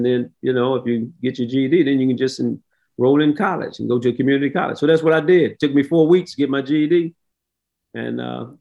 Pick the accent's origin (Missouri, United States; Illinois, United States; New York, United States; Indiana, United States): Missouri, United States; St. Louis; as a kid, I grew up in the inner city of St. Louis, a little bit south of Ferguson, Missouri.